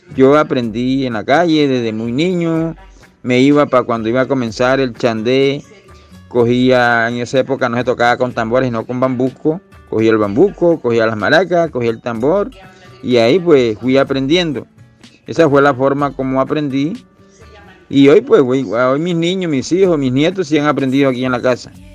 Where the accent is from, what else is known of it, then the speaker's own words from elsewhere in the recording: Mompós, Bolívar, Colombia; mi pueblo Monpós, de donde lo estoy hablando